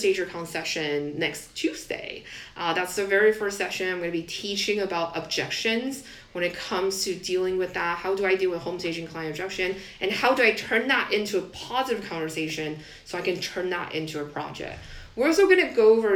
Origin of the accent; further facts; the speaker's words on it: Taiwan; moved away as an adult; I grew up in Taiwan, that's how our education system is